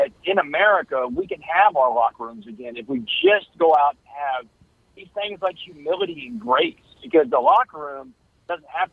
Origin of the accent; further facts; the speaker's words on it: Texas, United States; we both played sports growing up in Texas